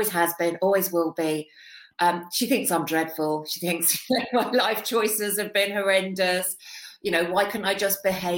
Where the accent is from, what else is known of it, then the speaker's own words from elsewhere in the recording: London, United Kingdom; accent: Cockney; moved away; also born or lived in United States; From London originally. Traveled all over the world, but London has always been my home